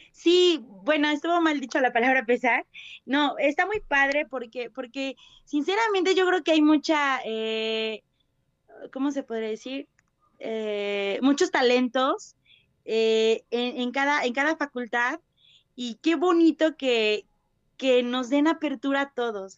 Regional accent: Puebla, Mexico; nosotros como, como poblanos, como mexicanos

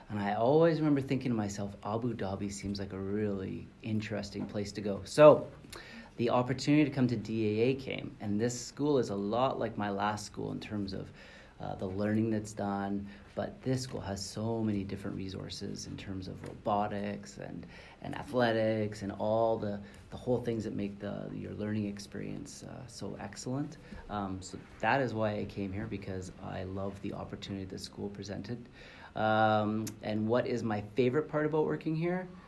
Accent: Vancouver, British Columbia, Canada; also born or lived in Calgary / Montreal / Toronto / Tokyo; now in Dubai, United Arab Emirates; I come from Vancouver, Canada, where I lived for seven years, and I grew up. Uh, I grew up in Vancouver, Calgary, Montreal, Toronto.

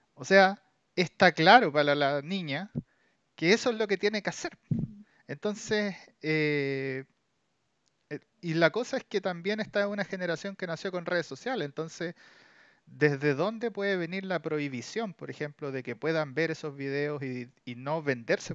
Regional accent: Chile; somos de Chile

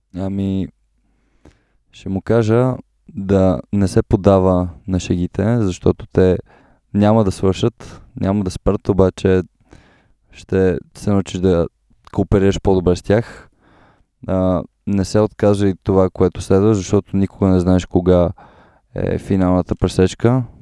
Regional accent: Sofia, Sofia City, Bulgaria; аз съм роден тук в София

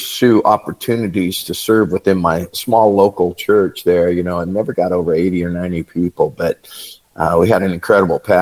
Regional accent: Southwest Kansas, United States; I was born in Southwest Kansas to farming parents

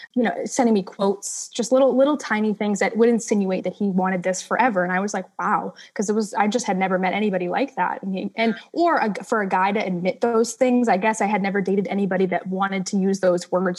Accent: Massachusetts, United States; I'm from Massachusetts

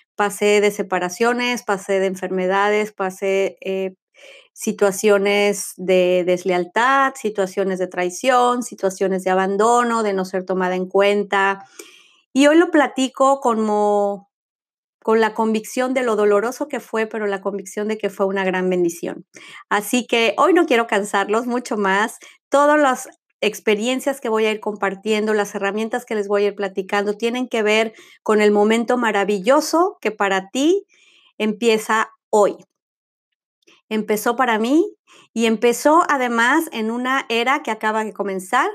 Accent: Mexico City, Mexico; now in Florida, United States; soy mexicana, nacida en Ciudad de México, ciudadana del mundo y el día de hoy vivo en el estado de Florida, en Estados Unidos

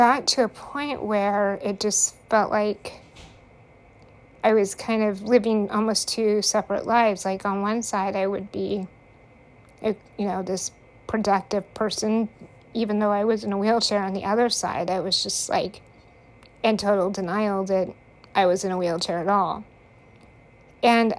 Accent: United States; I grew up in Hickville, USA. Less than 1,000 people in the town.

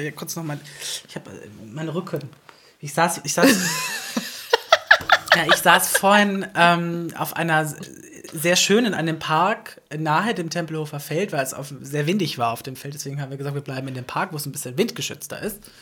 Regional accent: Southern Germany, Germany; ich ja aus dem Süden. Also allgemein der Süddeutsche an sich

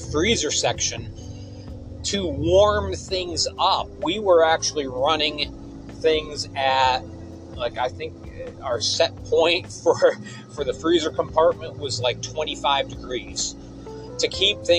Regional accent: Endicott, New York, United States; My hometown of Endicott, New York

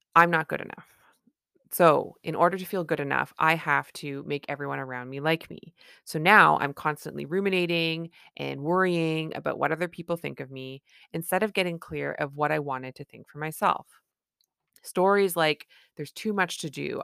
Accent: Canada; I'm a Canadian family physician

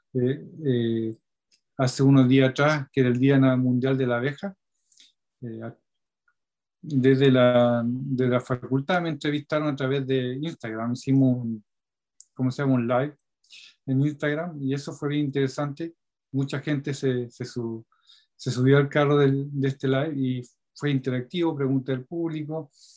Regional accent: Talca, Maule, Chile; now in southern Chile; la zona de Talca, de donde yo vengo

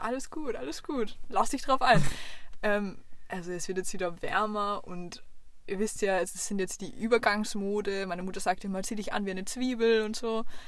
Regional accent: Vienna, Austria; eindeutig als Wienerin

